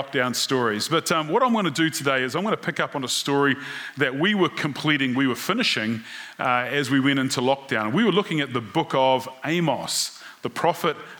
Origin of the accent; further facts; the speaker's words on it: New Zealand; being a New Zealander